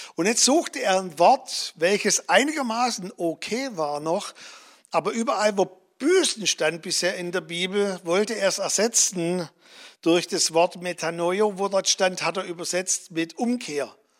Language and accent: German; Germany; als Deutsche